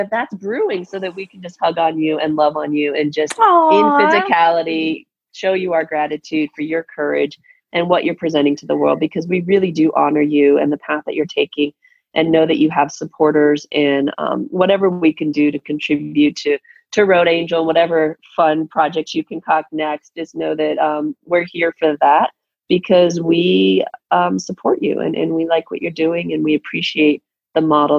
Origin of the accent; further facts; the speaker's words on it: Tucson, Arizona, United States; I was raised in Tucson.